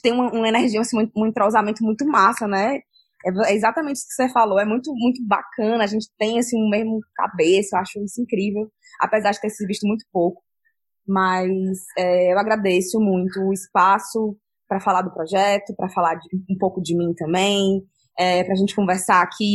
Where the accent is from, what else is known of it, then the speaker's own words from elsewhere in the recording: Ceará, Brazil; Eu, como cearense